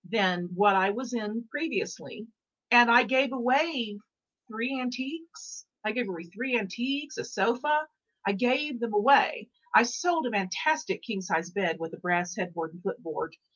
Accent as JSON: {"language": "English", "town": "Dallas", "region": "Texas", "country": "United States", "also_born_or_lived": "New York / Los Angeles / Mexico", "moved": "yes", "said": "I'm from Dallas. I lived in New York. I've lived in LA. I lived in Mexico for a moment"}